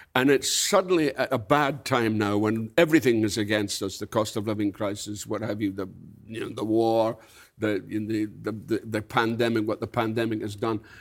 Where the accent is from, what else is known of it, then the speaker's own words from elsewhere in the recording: Scotland, United Kingdom; when I grew up in Scotland, it was North Britain